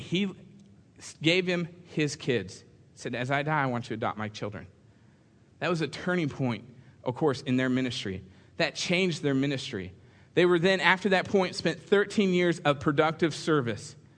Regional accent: California, United States; moved away; I grew up in the same church out in California

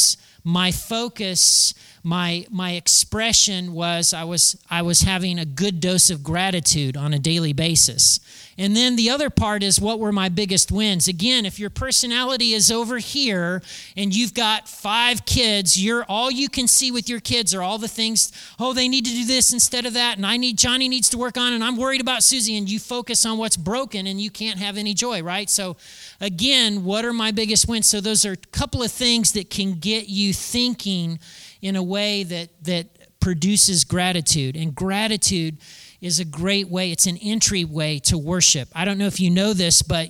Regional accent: United States; being an American and living in 2019

